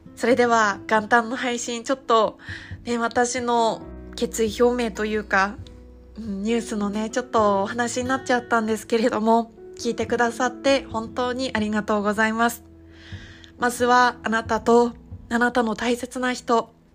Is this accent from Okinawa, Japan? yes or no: no; Iwate, Japan; moved away; 私はあの地元が岩手県なので中学生の時に東日本大震災を経験している